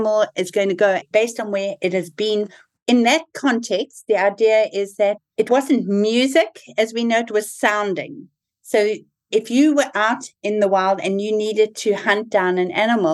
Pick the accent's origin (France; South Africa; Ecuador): South Africa; moved away; So I'm South African born, and a lot of my thinking is very shaped by having been born in South Africa. I lived through the apartheid transition.